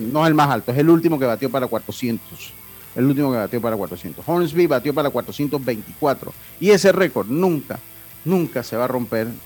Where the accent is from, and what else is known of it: Panama